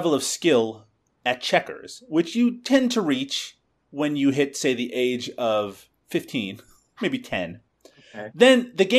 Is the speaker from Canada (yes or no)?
yes; Newfoundland and Labrador, Canada; I grew up in Newfoundland